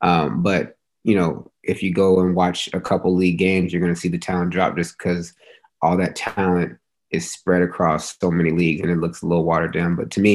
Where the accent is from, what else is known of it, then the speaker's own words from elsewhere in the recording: Chino Hills, California, United States; Went to Ayala High School. Lived there pretty much my whole life.